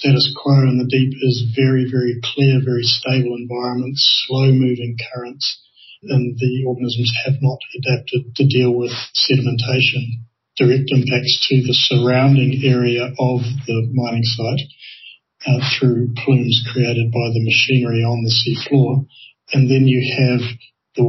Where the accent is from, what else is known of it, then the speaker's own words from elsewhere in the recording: New Zealand; I come from New Zealand